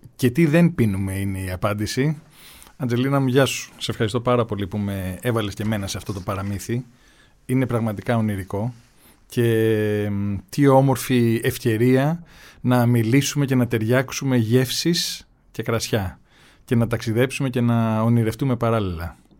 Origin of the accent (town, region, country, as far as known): Kefalonia, Ionian Islands, Greece